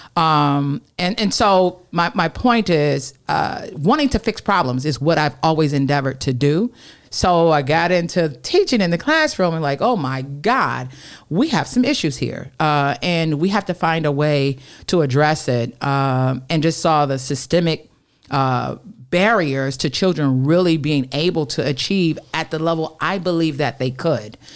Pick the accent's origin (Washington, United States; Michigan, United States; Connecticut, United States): Michigan, United States; Detroit; also born or lived in Oak Park, Michigan; Born and raised in Detroit on the Northwest side, Burlingame and Dexter